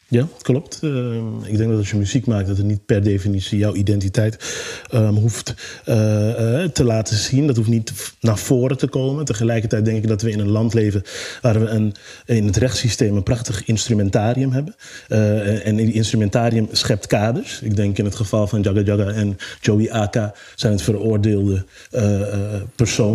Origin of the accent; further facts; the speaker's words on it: Amsterdam, North Holland, Netherlands; Ik kom uit Zuidoost.